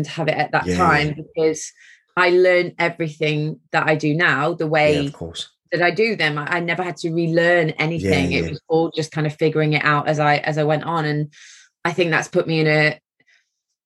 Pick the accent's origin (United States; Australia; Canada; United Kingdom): United Kingdom; Mansfield, East Midlands; I was born in Mansfield in Nottinghamshire, so a Midlands girl